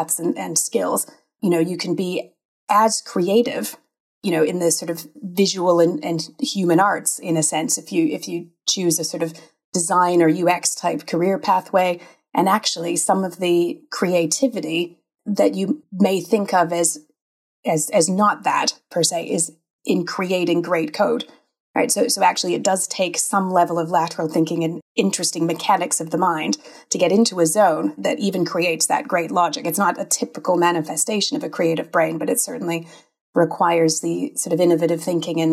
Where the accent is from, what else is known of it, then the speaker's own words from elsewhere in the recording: Canada; accent: Canadian; moved away as an adult; now in Manchester, United Kingdom; I am Canadian indeed. And despite living in Manchester for 20 some years, in the UK for even longer, I have not lost my heritage accent